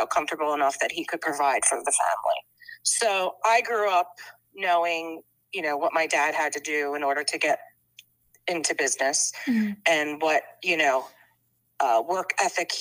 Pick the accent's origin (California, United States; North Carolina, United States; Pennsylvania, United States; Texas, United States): Pennsylvania, United States; Bucks County; we grew up outside in Bucks County